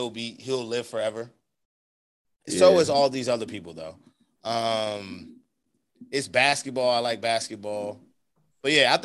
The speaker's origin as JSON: {"language": "English", "country": "United States", "said": "as an American"}